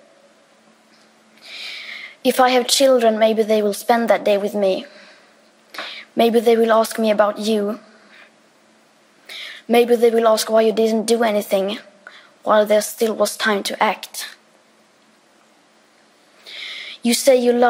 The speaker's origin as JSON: {"language": "English", "country": "Sweden", "said": "I am 15 years old, and I'm from Sweden"}